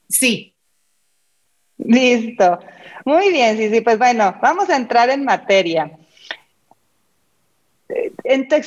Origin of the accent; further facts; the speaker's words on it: Mexico City, Mexico; Soy de la Ciudad de México.